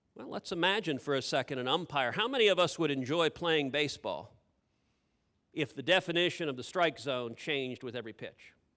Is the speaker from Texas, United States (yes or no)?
yes; Texas, United States; I'm a Texan.